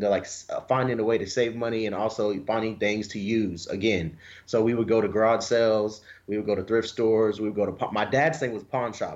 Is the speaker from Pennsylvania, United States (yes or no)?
no; Wewoka, Oklahoma, United States; now in Dallas, United States; where I grew up in Wewoka, which is like already a low income area